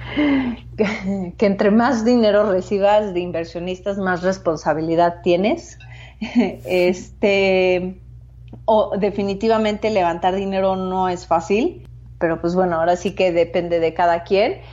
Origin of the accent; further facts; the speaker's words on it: Mexico; also born or lived in San Francisco / Asia; soy mexicana, eh, soy cofundadora de Machina